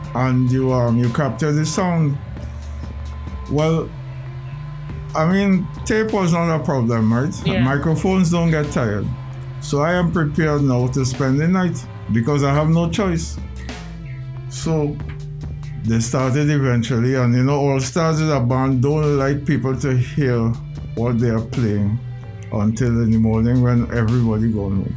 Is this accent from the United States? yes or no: no; Port of Spain, Trinidad & Tobago; I was born in the Jackman's residence, 10 Schuler Street, East Dry River, next to Rosella School